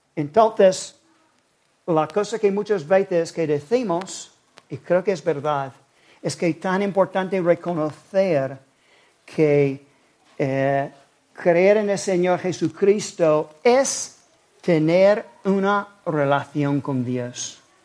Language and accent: Spanish; South Carolina, United States; now in Spain; nací en Carolina